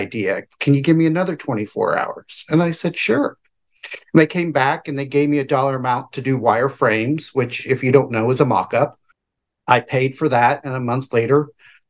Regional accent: Tampa Bay area, Florida, United States; also born or lived in Kenneth City, Florida; 52, and I'm from the Tampa Bay area of Florida

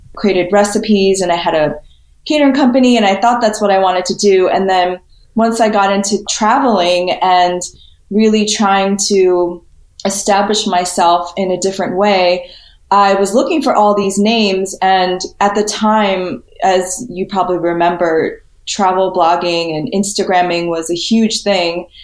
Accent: New York City, New York, United States; also born or lived in California / Spain / San Diego; I was born in Flushing, Queens, grew up in the city until I was six. And then my parents moved us out to the suburbs just outside New York City.

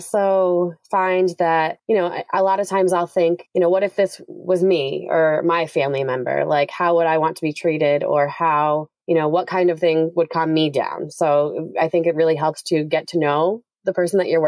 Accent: Connecticut, United States; also born or lived in Massachusetts; I grew up in Connecticut

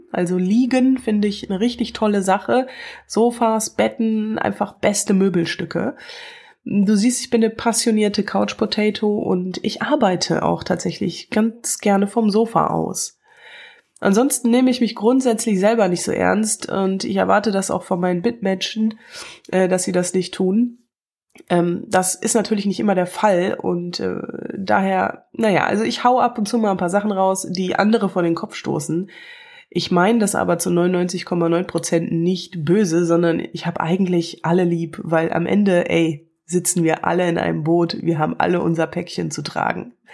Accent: Wuppertal, North Rhine-Westphalia, Germany; now in Cologne, Germany; ich komme aus Wuppertal, lebe aber in Köln, ganz in der Nähe vom Rhein und das ist großartig.

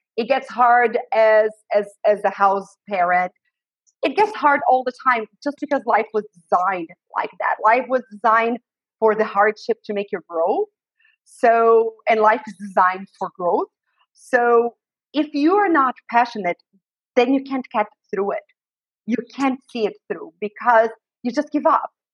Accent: Brazil; moved away as an adult; now in United States; I was raised in Brazil. I was born in the US but raised in Brazil and I uh, lived there for the first 32 years of my life

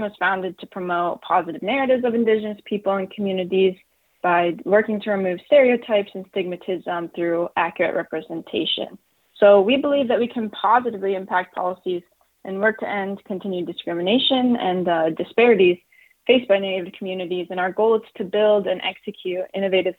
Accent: South Dakota, United States; now in Washington, D.C. area, United States; I was born and raised in South Dakota

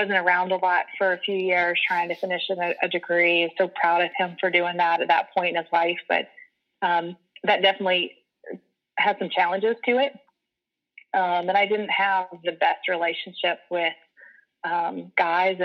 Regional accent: Rock Hill, South Carolina, United States; here in Rock Hill from middle school up. It didn't really go away for college or anything. So I stayed in the area

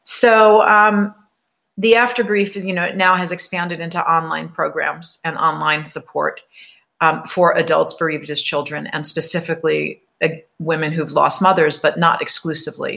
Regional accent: New York, United States; I grew up in New York, right over the New Jersey border

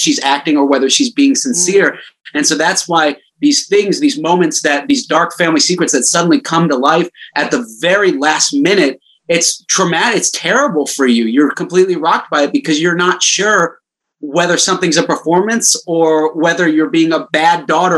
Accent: Orlando, Florida, United States; I grew up in Florida, probably an hour or so out away from this little beach town.

